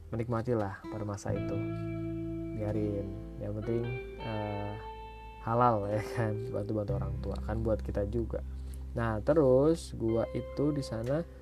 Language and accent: Indonesian; Bogor, West Java, Indonesia; gue asli dari Bogor jadinya pas ke Jakarta ya memang deket sih